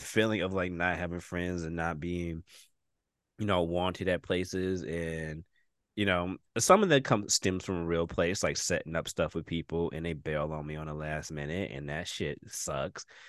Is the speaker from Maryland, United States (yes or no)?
no; Detroit, Michigan, United States; also born or lived in Redford, Michigan; when I came from Detroit in like fifth grade, my school was 99% black people